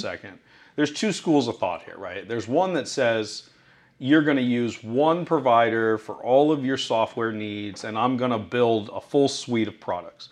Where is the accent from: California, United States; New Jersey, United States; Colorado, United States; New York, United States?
California, United States; Newport Beach; moved away; office in Newport Beach, which is my hometown.